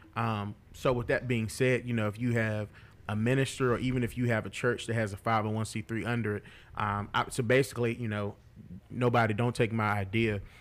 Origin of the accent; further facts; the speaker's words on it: Martinsville, Virginia, United States; also born or lived in Charlottesville; in Martinsville, my hometown